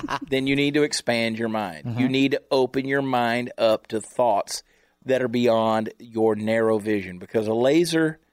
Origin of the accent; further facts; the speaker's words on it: Ramsey, New Jersey, United States; also born or lived in Georgia; I was born in New Jersey